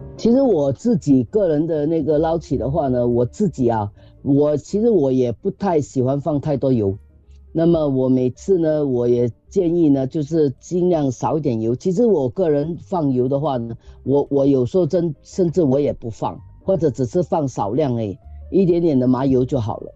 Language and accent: Chinese; Singapore; 我们新加坡人